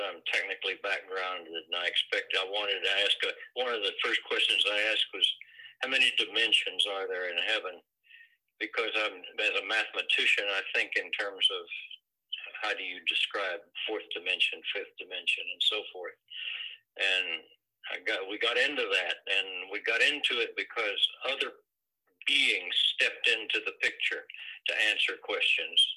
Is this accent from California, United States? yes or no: no; North Texas, United States; moved away; I was born and raised in North Texas and uh, got my college education in Austin at the University of Texas.